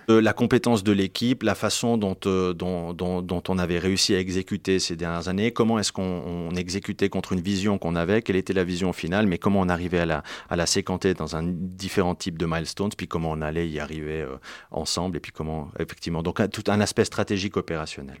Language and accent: French; Martigny, Valais, Switzerland; also born or lived in Fribourg; Je viens de Martigny-en-Valais.